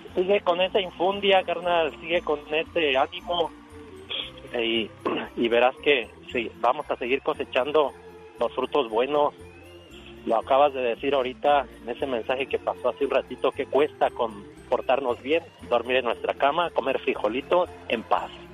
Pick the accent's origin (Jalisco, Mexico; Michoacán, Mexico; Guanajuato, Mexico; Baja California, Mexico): Guanajuato, Mexico; León; now in Wisconsin, United States; soy de un municipio de León, Guanajuato, México